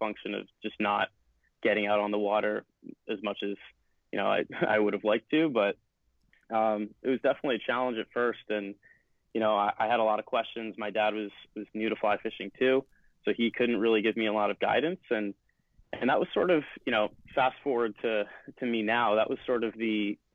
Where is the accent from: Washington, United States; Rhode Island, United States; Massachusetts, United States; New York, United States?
Massachusetts, United States; about an hour north of Boston; now in Boston, United States; 21, I'm from Boston. Grew up about an hour north, and now obviously go to school in Boston